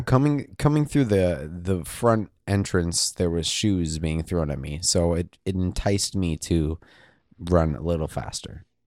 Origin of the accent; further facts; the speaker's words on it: Eugene, Oregon, United States; growing up in Eugene, uh, University of Oregon